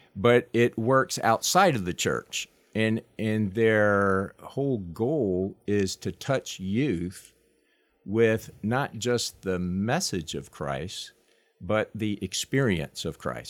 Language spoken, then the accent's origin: English; Long Island, New York, United States; moved away; I wasn't born there, but I grew up there